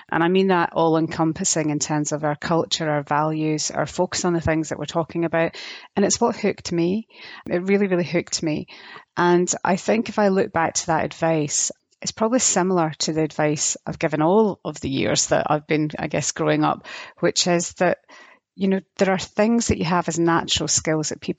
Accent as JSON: {"language": "English", "country": "Germany", "tie": "born there", "said": "I was born in Germany."}